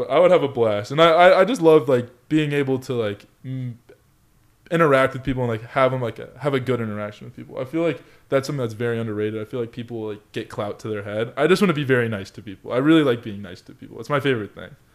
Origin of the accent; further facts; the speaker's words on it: Colorado Springs, Colorado, United States; moved away; also born or lived in California; growing up in Colorado Springs